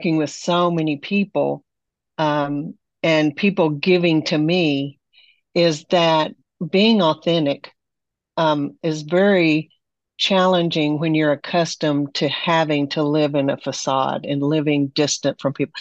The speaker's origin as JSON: {"language": "English", "town": "Amarillo", "region": "Texas", "country": "United States", "moved": "yes", "lives_now": "Bay Area, United States", "said": "I'm from Amarillo, Texas"}